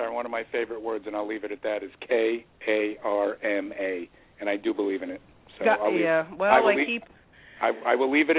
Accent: New York City, New York, United States

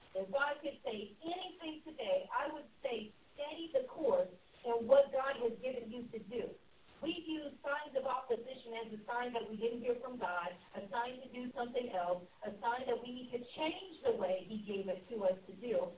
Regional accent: Pennsylvania, United States; now in Tulsa, United States; I'm from Pennsylvania

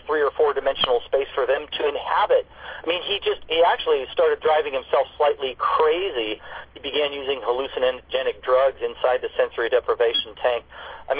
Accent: Newport Beach, California, United States; I grew up here in Newport Beach on the waterfront

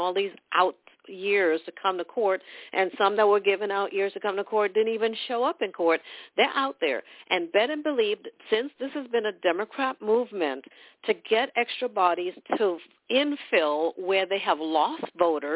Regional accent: Trinidad & Tobago; now in United States; I'm from Trinidad, West Indies

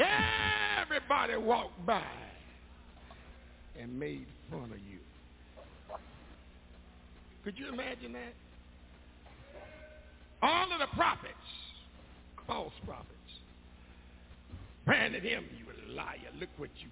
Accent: Macon, Georgia, United States; moved away; Macon, my hometown

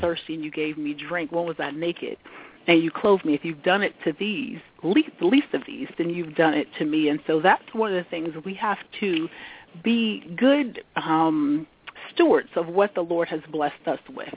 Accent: South Carolina, United States; moved away as an adult; also born or lived in Washington, D.C.; now in Washington metropolitan area, United States; I was born and raised in South Carolina. Moved to the yeah. big city of Washington D.C. Um, in the mid 90s, 90s to go to graduate school

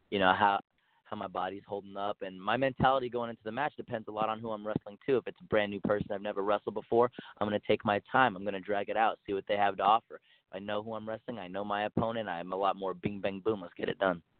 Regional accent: El Paso, Texas, United States; Uh, well, I grew up in El Paso, Texas.

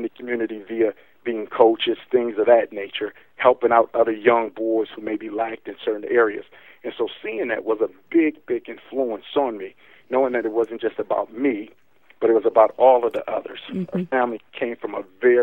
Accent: Milwaukee, Wisconsin, United States; I was born in Milwaukee, Wisconsin, where I'm at now. So I've been born and raised here my whole life.

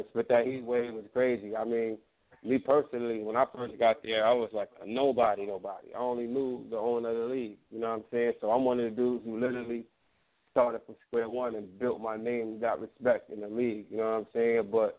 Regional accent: Atlanta, Georgia, United States; also born or lived in Brooklyn, United States; Yeah, I'm from Atlanta, but I was raised back and forth. So like, I rep Brooklyn too. My whole family's from Brooklyn. I was raised in Brooklyn, off and on.

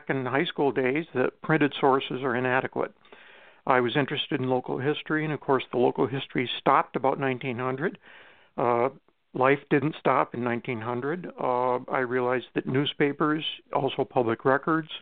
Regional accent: Steuben County, upstate New York, United States; moved away as an adult; now in Albany, United States; I come from Steuben County in upstate New York, south of Rochester. I went to local schools

